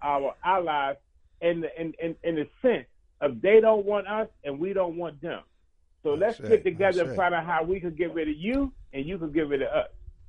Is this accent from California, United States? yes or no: no; Philadelphia, Pennsylvania, United States; When I look at the black community, born and raised in North Philadelphia